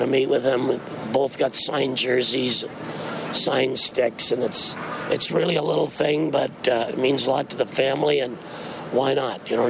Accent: Saskatchewan, Canada; moved away; my hometown in Saskatchewan

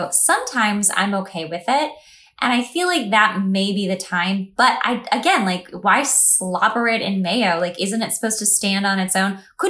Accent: East Coast, United States; moved away; you and I come from the East Coast, right? We're like West Coasters here.

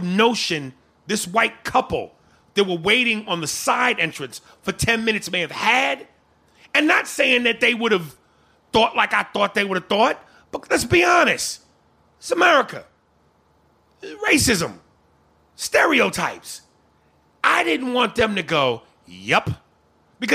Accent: New York, United States; I'm from New York, I'm a nigga, I'm a black dude

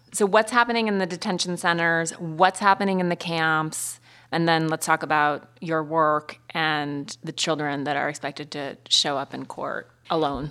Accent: Montana, United States; also born or lived in East Coast; now in Los Angeles, United States; I love my Montana childhood and living in L A now

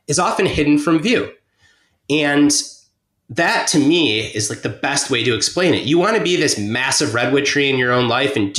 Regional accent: Detroit, Michigan, United States; moved away as an adult; also born or lived in Bay Area, California; I grew up in suburban Detroit

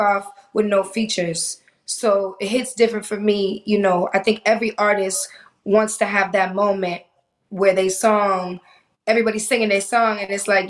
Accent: Boston, Massachusetts, United States; also born or lived in Miami; now in Los Angeles, United States; I grew up in Boston

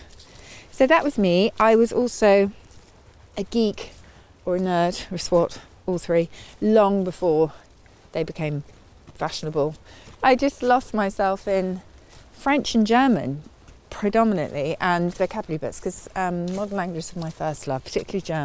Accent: Surrey, South East England, United Kingdom; I grew up in Surrey in a little village where I was quite distanced from my school friends

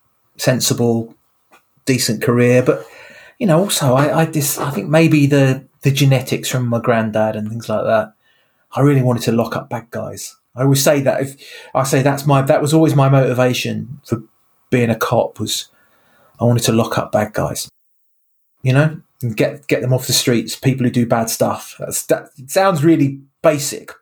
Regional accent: Sevenoaks, South East England, United Kingdom; I grew up in Kent, in a place called Seven Oaks

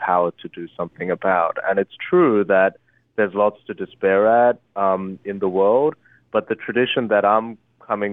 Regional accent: Australia; English is a second language; also born or lived in Korea; I moved to Australia. I moved when I was 8, and I didn't speak English at the time

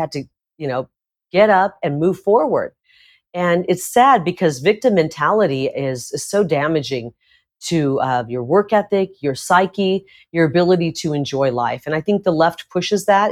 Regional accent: Iowa, United States; now in Arizona, United States; I grew up in Iowa, part of my childhood in rural Iowa

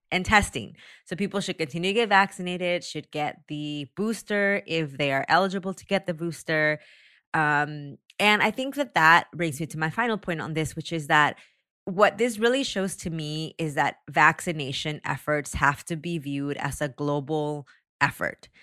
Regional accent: Taxco, Guerrero, Mexico; moved away; originated from my hometown in Mexico

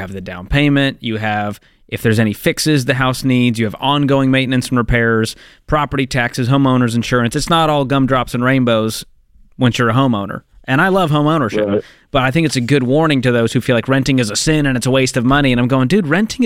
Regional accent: the North, United States; moved away; I grew up in the North

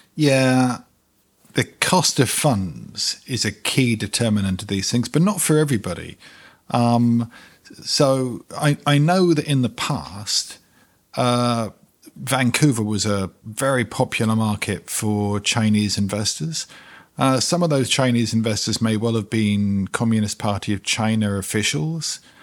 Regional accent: London, United Kingdom; moved away; also born or lived in New York; London, my hometown, but also New York, my other hometown

